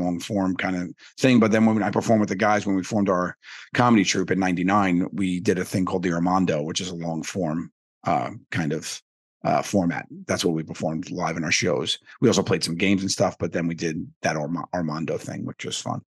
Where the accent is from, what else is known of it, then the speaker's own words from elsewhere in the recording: New York City, New York, United States; I grew up in Staten Island, New York